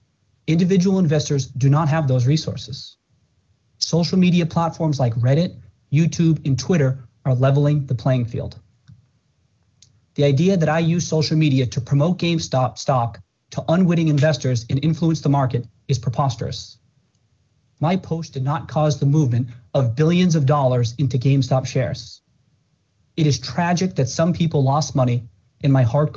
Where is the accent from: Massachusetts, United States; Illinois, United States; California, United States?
Massachusetts, United States; Brockton; I grew up in Brockton, Massachusetts